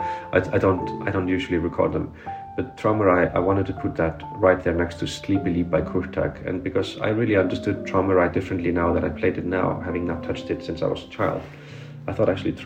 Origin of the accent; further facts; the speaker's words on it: Iceland; moved away; I come from afar, I come from Iceland, I come from this tiny little society on this rather big